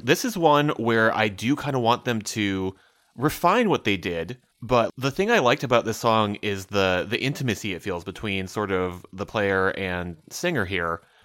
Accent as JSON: {"language": "English", "region": "Midwest", "country": "United States", "said": "as a Midwesterner"}